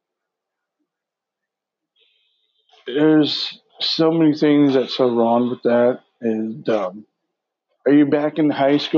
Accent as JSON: {"language": "English", "region": "Washington", "country": "United States", "said": "I'm from Washington."}